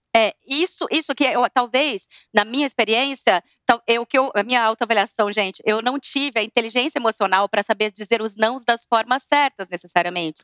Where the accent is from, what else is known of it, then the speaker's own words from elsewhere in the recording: Vargem Grande do Sul, São Paulo, Brazil; eu também sou do interior, de Vargem Grande do Sul. Eu, gente, eu era de uma turma lá muito divertida